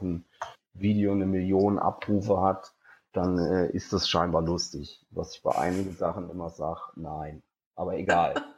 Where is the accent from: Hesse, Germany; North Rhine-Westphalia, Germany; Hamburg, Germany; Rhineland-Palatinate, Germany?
Hesse, Germany; Geisenheim; moved away; also born or lived in Cologne; Ich bin eigentlich Hesse, also ich komme eigentlich aus dem Rheingau. Bei mir in Geisenheim